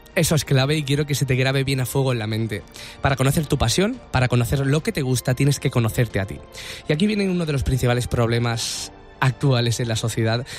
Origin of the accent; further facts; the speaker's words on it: Andalusia, Spain; yo soy andaluz